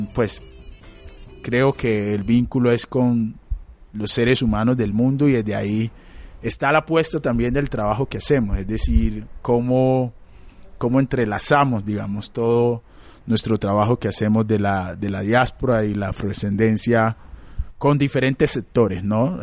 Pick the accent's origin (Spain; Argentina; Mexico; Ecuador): Ecuador; Quito, Pichincha; moved away as an adult; now in Medellín, Colombia; yo nací en Quito, yo nací en Quito, crecí en Quito